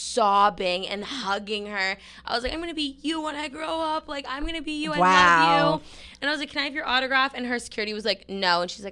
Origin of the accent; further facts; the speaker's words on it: New Hampshire, United States; I'm from Nashville, New Hampshire.